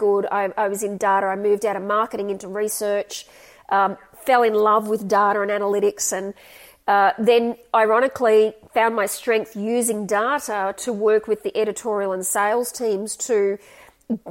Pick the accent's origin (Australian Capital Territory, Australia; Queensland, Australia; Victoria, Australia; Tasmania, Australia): Queensland, Australia; Gold Coast; also born or lived in Sydney, New South Wales; we moved to Queensland and I went to school up there.